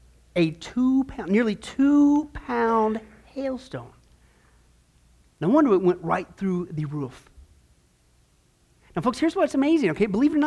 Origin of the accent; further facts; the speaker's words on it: Midwest, United States; now in Arizona, United States; I grew up in the Midwest.